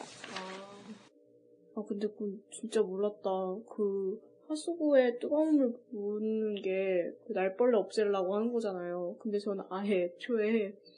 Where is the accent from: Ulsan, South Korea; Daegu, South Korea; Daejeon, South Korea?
Daejeon, South Korea; moved away; 대전에서 온